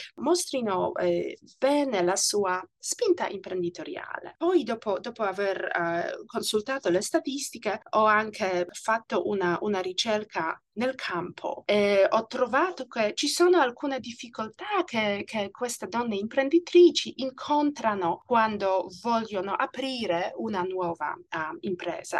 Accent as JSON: {"language": "Italian", "country": "Poland", "tie": "born or raised there", "also_born_or_lived": "Italy / United States", "second_language": "Italian", "moved": "as an adult", "lives_now": "Australia", "said": "Io sono nata in Polonia e il mio periodo al liceo e all'università ha coinciso con i cambiamenti geopolitici ed economici dell'Europa centrale"}